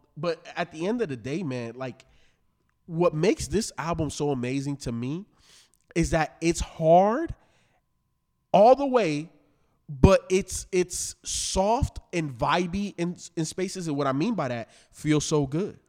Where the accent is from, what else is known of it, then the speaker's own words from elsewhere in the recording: Chicago, Illinois, United States; I am from Chicago